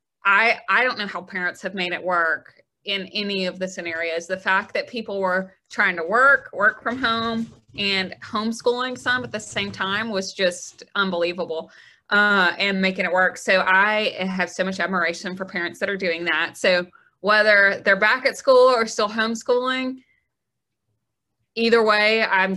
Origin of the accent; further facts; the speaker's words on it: Gardendale, Alabama, United States; I'm from the Birmingham area. So I grew up in Gardendale, just north of town